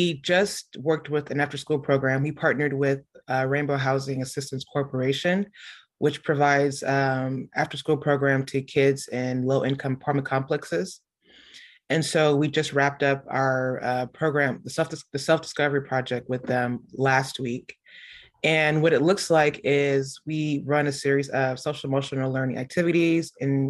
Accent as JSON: {"language": "English", "town": "Houston", "region": "Texas", "country": "United States", "tie": "born or raised there", "said": "So I'm a native Houstonian, born and raised. Yep. I grew up in A-Leaf. So I'm from the SWAT."}